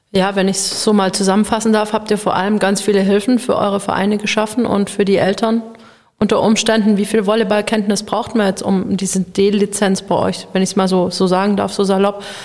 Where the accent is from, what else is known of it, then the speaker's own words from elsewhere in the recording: Baden-Württemberg, Germany; also born or lived in Nuremberg / Leipzig; ich wollte wieder hier in meine Heimatregion zurück. Ich bin hier aufgewachsen, meine Familie ist hier